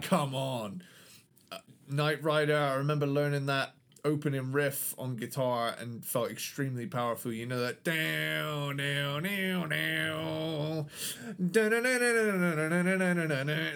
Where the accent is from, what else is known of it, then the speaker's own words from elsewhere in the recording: United Kingdom; London is my home country's capital city